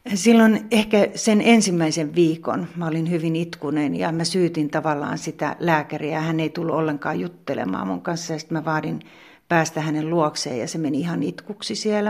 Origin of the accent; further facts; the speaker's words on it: Pertunmaa, South Savo, Finland; moved away as an adult; also born or lived in Kotka / Helsinki; now in Joutsa, Finland; Mä oon syntynyt Kotkassa, mutta mä oon ollut pieni tyttö, kun me on muutettu Pertunmaalle, eli ihan tähän viereiseen pitäjään.